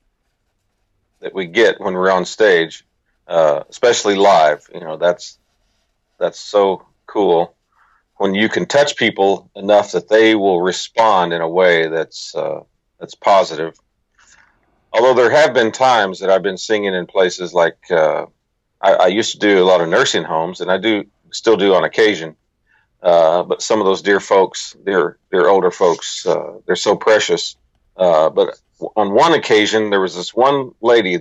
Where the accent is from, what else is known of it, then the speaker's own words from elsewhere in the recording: United States; also born or lived in Texas / Arkansas; now in Republic, United States; I was raised in Texas and Arkansas